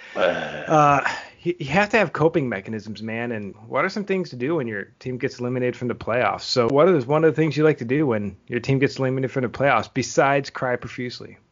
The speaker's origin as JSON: {"language": "English", "town": "Buffalo", "region": "New York", "country": "United States", "tie": "born or raised there", "moved": "yes", "said": "I grew up in Buffalo"}